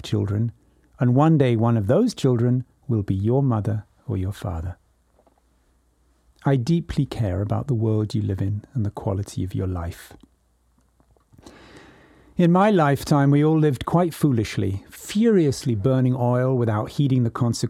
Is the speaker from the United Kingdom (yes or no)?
yes; England, United Kingdom; now in California, United States; I was born in 1957 in England, and I write this to you now from California